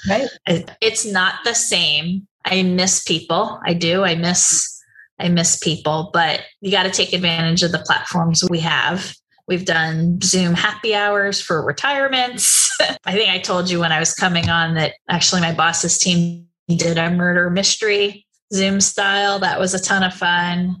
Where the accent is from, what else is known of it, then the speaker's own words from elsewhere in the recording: New Jersey, United States; moved away; also born or lived in Boston; I grew up in New Jersey